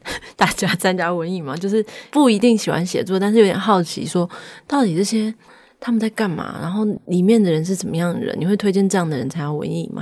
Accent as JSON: {"language": "Chinese", "town": "Taichung", "country": "Taiwan", "tie": "born or raised there", "said": "我的家乡在台中，我们家乡人有时候讲台语的时候，外地人会说，哦，你们讲台语有一种愧靠"}